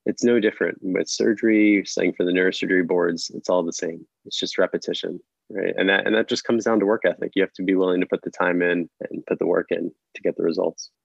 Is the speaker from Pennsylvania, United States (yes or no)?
yes; Philadelphia, Pennsylvania, United States; now in New York, United States; I'm originally from Philadelphia, but my family is from New York